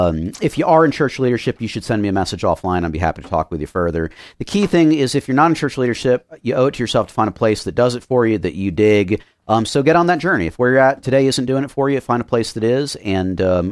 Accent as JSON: {"language": "English", "town": "Miami", "region": "Florida", "country": "United States", "tie": "born or raised there", "said": "So I grew up in Miami and was very involved both in music and church stuff there."}